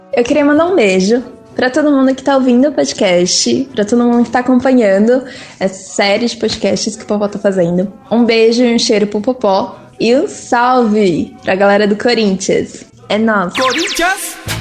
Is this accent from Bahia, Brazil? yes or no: no; Mauá, São Paulo, Brazil; tenho 24 anos e sou de Mauá, São Paulo